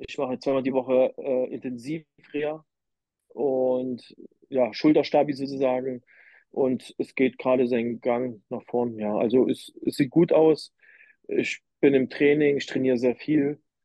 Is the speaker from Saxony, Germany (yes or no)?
yes; Leipzig, Saxony, Germany; Ich komme ja aus Leipzig